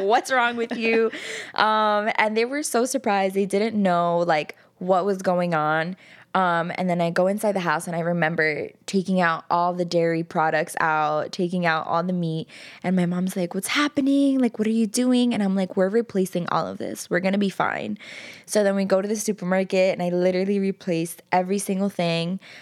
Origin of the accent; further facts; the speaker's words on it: New York City, New York, United States; I grew up in Jackson Heights, which is a predominantly Colombian neighborhood